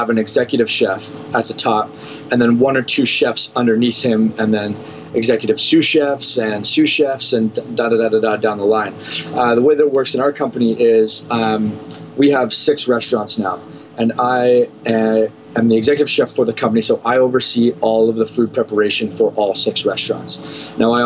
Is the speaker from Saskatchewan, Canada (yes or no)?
no; Barrie, Ontario, Canada; moved away as an adult; now in Cayman Islands; my hometown in Barrie, Ontario